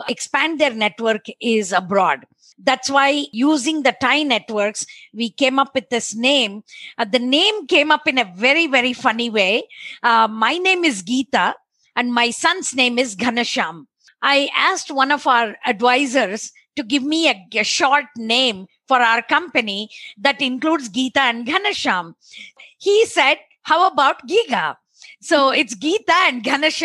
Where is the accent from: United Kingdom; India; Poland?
India; Bangalore, Karnataka; moved away as an adult; also born or lived in Boston; Born and brought up in Bangalore.